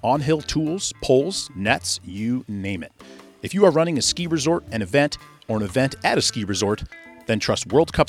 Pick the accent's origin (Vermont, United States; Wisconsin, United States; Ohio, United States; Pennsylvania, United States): Vermont, United States; my hometown thoroughfare of Route 100